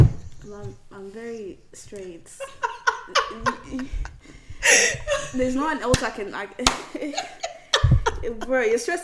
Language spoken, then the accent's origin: English; Kenya; now in Sydney, Australia; And I am Kenyan.